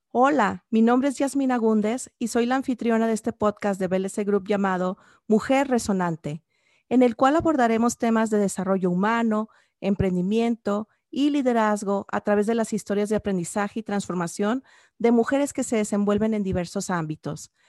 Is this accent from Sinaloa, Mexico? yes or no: yes; Sinaloa, Mexico; somos paisanas originarias de Sinaloa